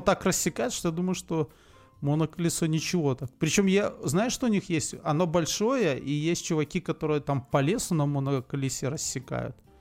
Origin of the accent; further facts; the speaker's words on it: Belarus; Мы, белорусы, единственные носители старолитовского